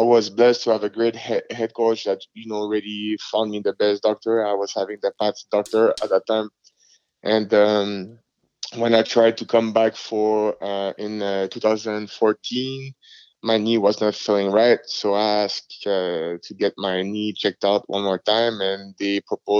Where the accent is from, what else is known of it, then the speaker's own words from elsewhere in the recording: Montreal, Quebec, Canada; English is a second language; moved away as an adult; I was a guy from Montreal